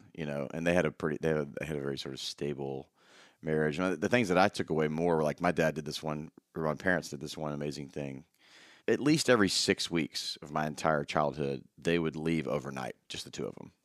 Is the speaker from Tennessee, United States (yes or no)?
yes; Memphis, Tennessee, United States; Memphis, Tennessee